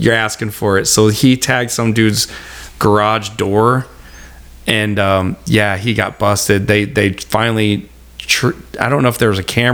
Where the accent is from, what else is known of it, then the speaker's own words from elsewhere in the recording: Litchfield, Illinois, United States; I'm from Litchfield.